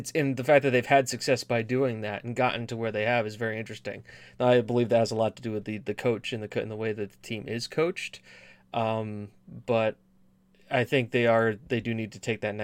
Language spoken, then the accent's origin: English; United States; I'm American